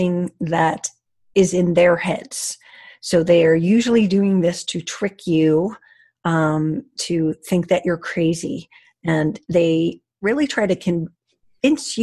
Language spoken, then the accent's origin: English; Connecticut, United States; I'm from Connecticut